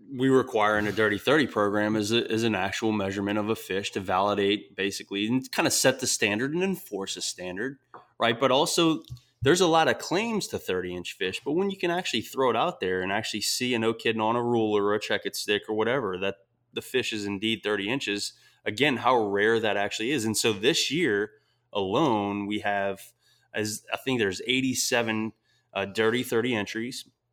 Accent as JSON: {"language": "English", "region": "South Louisiana", "country": "United States", "said": "I'm from South Louisiana, and that Louisiana education isn't necessarily the highest nationally"}